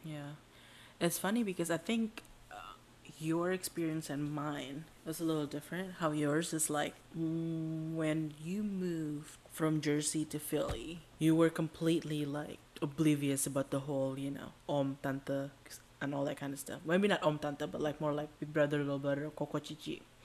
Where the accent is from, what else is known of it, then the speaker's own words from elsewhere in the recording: Indonesia; now in United States; We're Indonesians